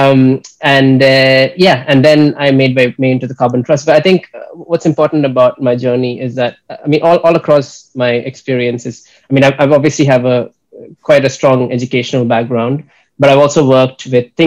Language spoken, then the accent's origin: English; Kerala, India; moved away as an adult; also born or lived in United States / Graz, Austria; I'm originally from Kerala, a state in India.